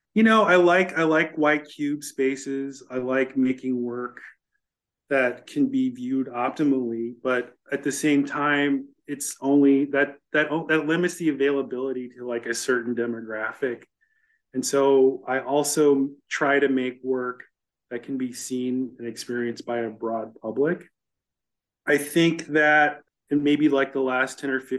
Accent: Chicago, Illinois, United States; I grew up in Chicago, which was really segregated at the time

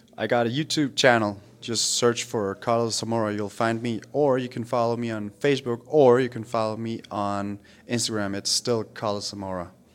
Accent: Denmark; moved away; I grew up and I lived in Denmark

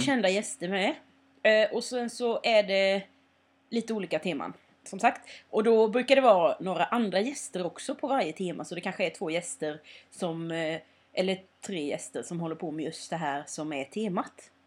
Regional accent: Småland, Sweden; moved away; när jag är hemma i Småland då mm. har det ju hänt att jag har liksom gått ut i skogen och plockat svamp med typ min syster eller min familj

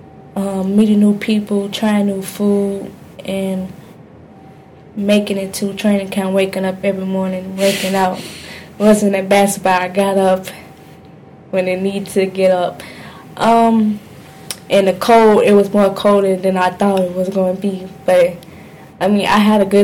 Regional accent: Illinois, United States; I'm from Illinois

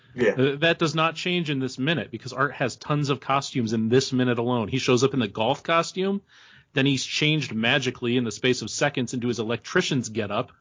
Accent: New York, United States; now in Ohio, United States; I'm originally from New York

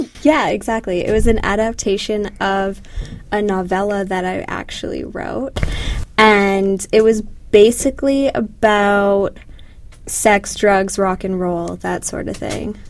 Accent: Canada; moved away as an adult; now in United States; growing up in Canada

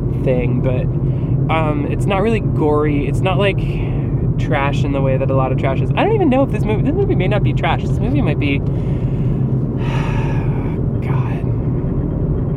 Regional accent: New Jersey, United States; growing up in New Jersey

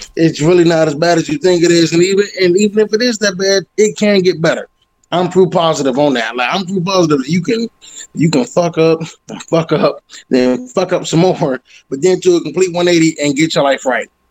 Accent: Detroit, Michigan, United States; now in Colorado, United States; I'm originally from Detroit, Michigan

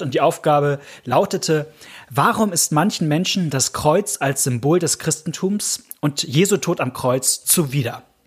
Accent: Hamburg, Germany; als Hamburger bin ich eigentlich HSV-Fan

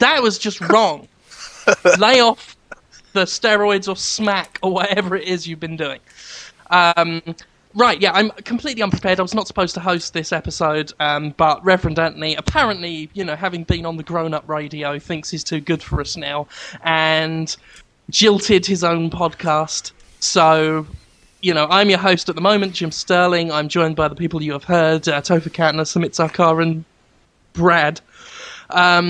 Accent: England, United Kingdom; I'm English

